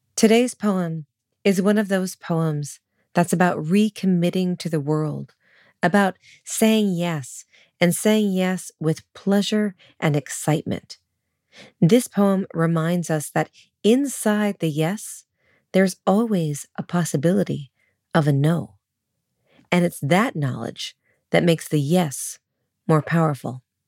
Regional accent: Sonoma, California, United States; moved away; also born or lived in New York City; Sonoma, my hometown

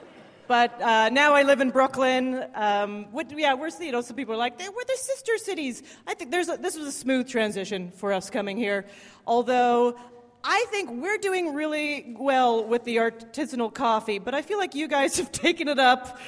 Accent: Canada; moved away; I'm from Canada.

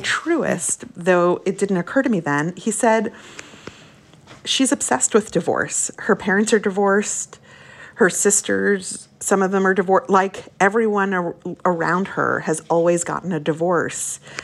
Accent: Brooklyn, New York, United States; also born or lived in Long Island; When we moved to Brooklyn from Long Island, which is where we lived briefly while my parents were married

